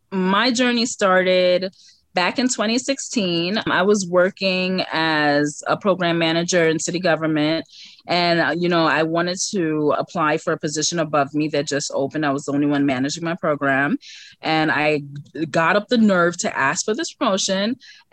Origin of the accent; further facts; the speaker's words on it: New York City, New York, United States; Downtown Brooklyn.